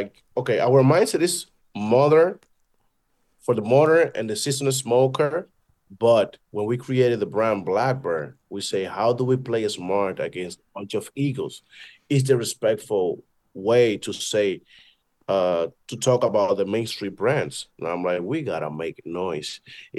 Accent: Dominican Republic; And I am from Dominican Republic. I look like one.

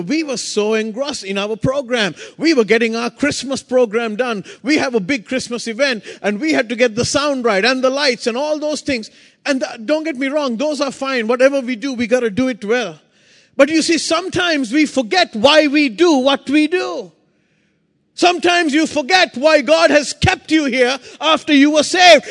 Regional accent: Sri Lanka; I come from Sri Lanka

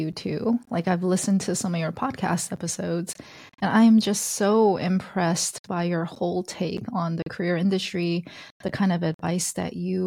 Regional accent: Alabama, United States; being Korean and growing up in Alabama

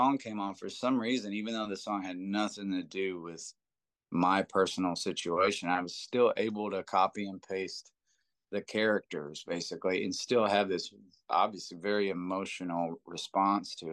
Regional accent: Seymour, Indiana, United States; I grew up in John Mellencamp's hometown

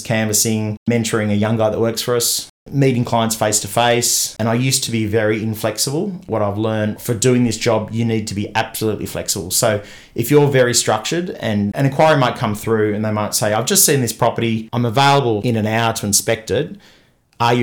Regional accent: Newport, New South Wales, Australia; I grew up in Newport

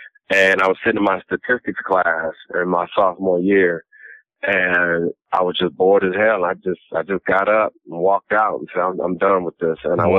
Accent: Los Angeles, California, United States; growing up in South Central

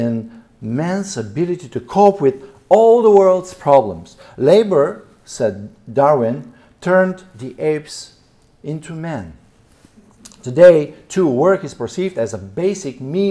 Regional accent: Varna, Varna Province, Bulgaria; my hometown, Varna

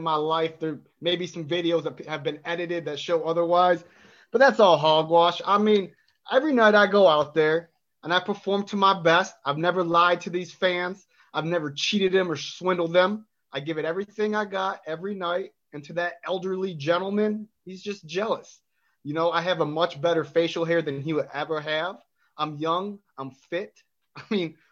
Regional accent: Las Vegas, Nevada, United States; moved away as an adult; also born or lived in Reno, Nevada; now in Atlanta, United States; So I was originally born in Reno, Nevada, quickly moved to Las Vegas, Nevada, the Windy City

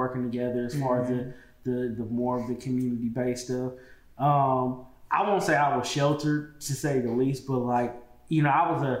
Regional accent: Oakland, California, United States; growing up in Oakland in the 90s and early 2000s

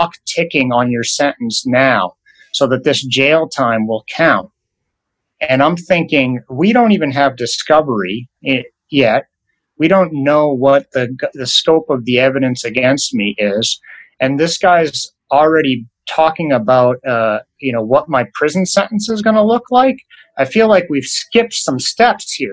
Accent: Portland, Maine, United States; moved away; I'm from Portland, Maine originally, so I'm a Northeast guy too

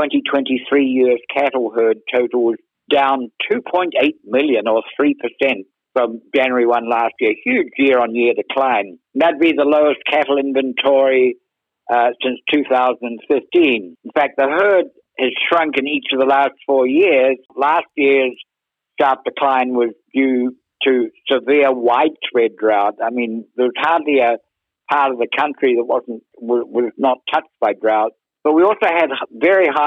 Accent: Akaroa, Canterbury, New Zealand; moved away as an adult; also born or lived in London, United Kingdom; now in United States; I grew up actually in the deepest natural harbour in the southern hemisphere, Kerry, called Akaroa Harbour

